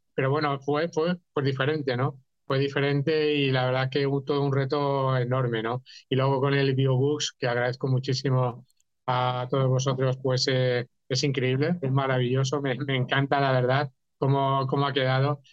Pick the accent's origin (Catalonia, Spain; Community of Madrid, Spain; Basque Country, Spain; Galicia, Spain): Catalonia, Spain; yo también como catalán